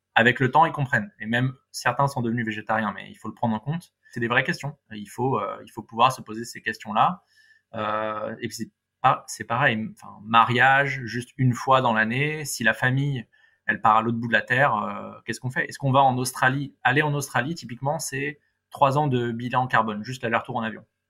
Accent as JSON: {"language": "French", "town": "Paris", "region": "Île-de-France", "country": "France", "said": "en tant que bon parisien"}